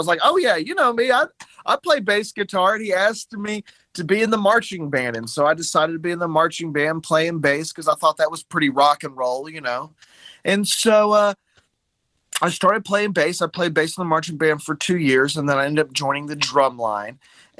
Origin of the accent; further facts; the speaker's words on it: Montgomery, Alabama, United States; also born or lived in Chicago / Jackson, Tennessee / Thompson Station, Tennessee; I was born in Chicago, Illinois. I moved down south when I was young. I lived in Jackson, Tennessee for a little while. Then I moved to Thompson Station right around the Nashville area. Then I moved down to Montgomery, Alabama. I went to high school in Montgomery.